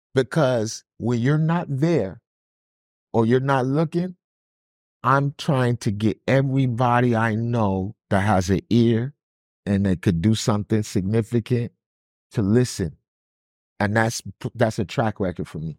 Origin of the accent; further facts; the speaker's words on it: New York City, New York, United States; I'm from Brooklyn